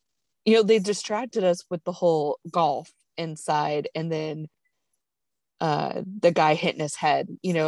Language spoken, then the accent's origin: English; Nebraska, United States; now in Texas, United States; I grew up in Nebraska